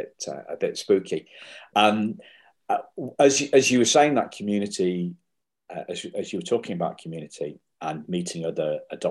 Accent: Liverpool, North West England, United Kingdom; born there; That I was actually adopted from Liverpool. So Liverpool has a kind of special place in my heart.

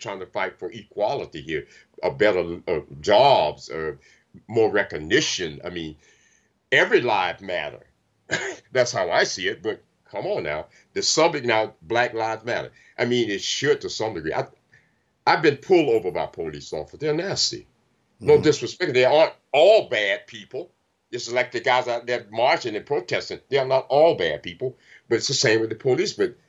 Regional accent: the South, United States; You know, I grew up in the South

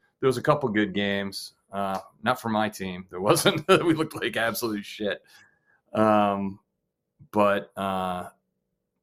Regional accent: New England, United States; moved away; also born or lived in Maine / Whitesboro / Buffalo; I grew up, I'm from New England, you know, I was born in Maine.

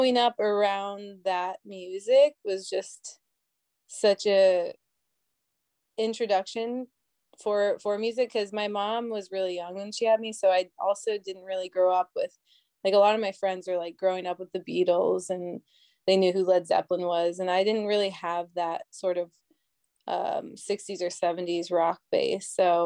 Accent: Minnesota, United States; now in New York City, United States; growing up in Minnesota

